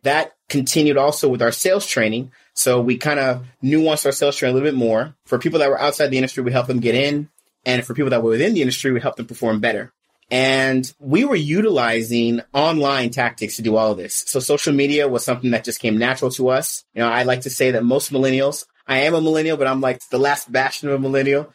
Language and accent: English; the Bay Area, California, United States; also born or lived in Riverside, California; I'm a California native. So I came from California. The Bay Area is where I originated from